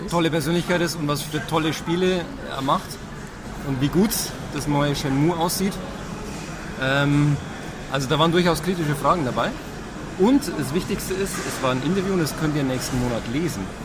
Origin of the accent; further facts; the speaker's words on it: Upper Palatinate, Bavaria, Germany; ich komme ja aus der Oberpfalz